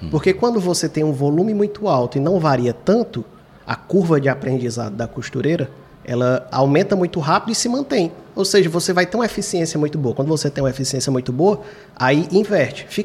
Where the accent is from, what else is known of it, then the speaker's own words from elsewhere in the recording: Fortaleza, Ceará, Brazil; Eu também sou do Quintino Cunha, eu digo assim, quando foi ver, ele morava uma rua antes da minha.